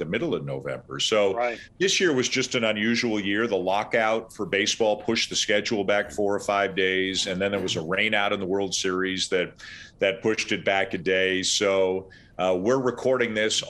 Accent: Canada; moved away; I'm Canadian

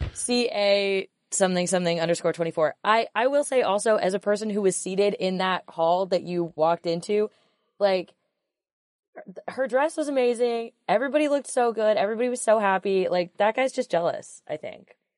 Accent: Pacific Northwest, United States; We're all from the Pacific Northwest.

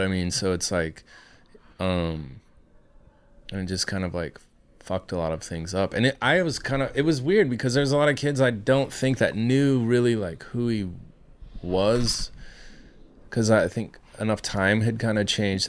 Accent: Iowa, United States; I come from Iowa.

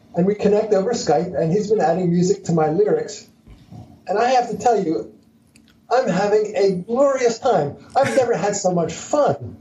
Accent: Philadelphia, Pennsylvania, United States; I was born in Philadelphia. I'm a Philly dog

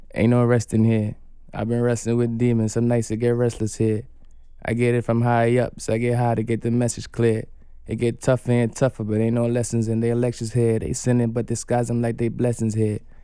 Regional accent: Guyana; moved away; I was born in Guyana

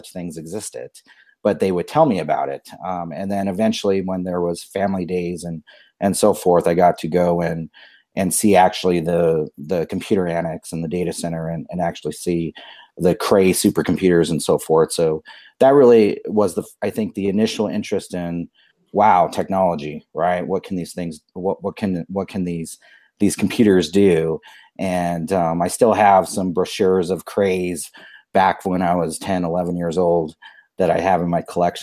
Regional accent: Albuquerque, New Mexico, United States; I grew up here in Albuquerque, New Mexico

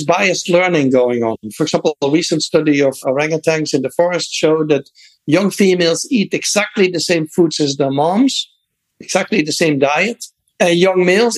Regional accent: Netherlands; moved away; I grew up in the Netherlands

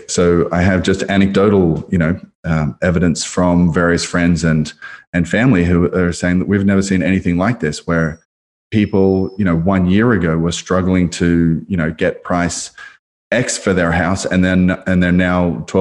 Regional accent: Australia; moved away; Listeners may or may not be able to tell from my long diluted accent that I'm actually uh, hail from the land down under.

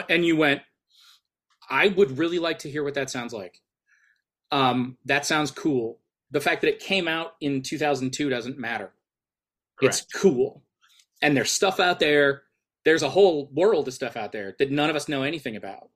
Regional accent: an hour away from Detroit, Michigan, United States; basically grew up in, for, give or take, an hour away from Detroit.

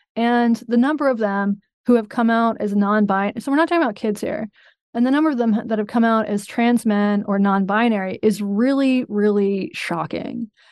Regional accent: North Carolina, United States; I'm from North Carolina

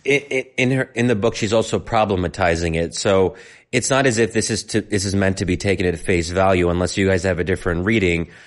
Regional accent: United States; living life in America as an American

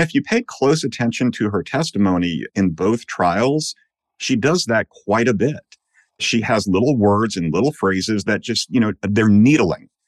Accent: Long Island, New York, United States; moved away as an adult; also born or lived in Illinois; now in North Carolina, United States; I'm a native of New York. I grew up mostly on Long Island.

